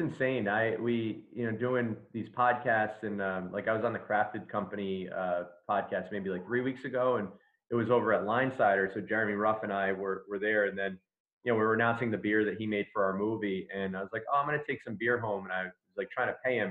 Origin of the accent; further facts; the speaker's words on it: Smithfield, Rhode Island, United States; I'm a lifelong Rhode Islander. I, I grew up in Smithfield. Um, we moved there when I was like four, so I consider that my my hometown.